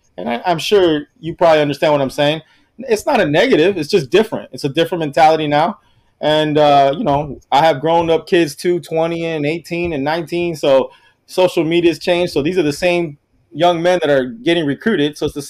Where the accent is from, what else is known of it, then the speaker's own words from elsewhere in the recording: Miami, Florida, United States; I'm from Miami, grew up in Miami, Carroll City, Miami Gardens now.